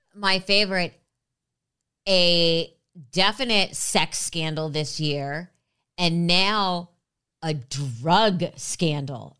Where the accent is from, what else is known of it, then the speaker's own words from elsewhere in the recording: Los Angeles, California, United States; I grew up in LA. I've been here since I was three.